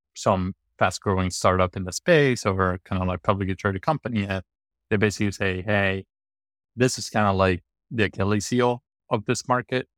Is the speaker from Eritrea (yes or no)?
no; Rome, Lazio, Italy; moved away; I grew up in Roman, kind of like a lower class family